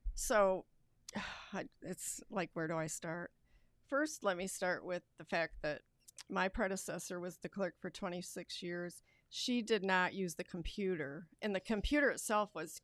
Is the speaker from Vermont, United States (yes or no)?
yes; Rutland, Vermont, United States; moved away as an adult; also born or lived in Wisconsin / Florida / Connecticut; now in Lansing, United States; I'm from Rutland, Vermont originally, and I moved here uh, for Cooley Law School